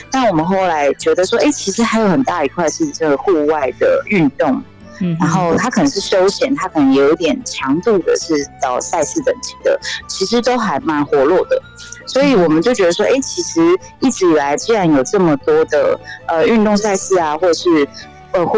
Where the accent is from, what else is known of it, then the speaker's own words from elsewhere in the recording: Kaohsiung, Taiwan; now in Pingtung, Taiwan; 我是高雄人。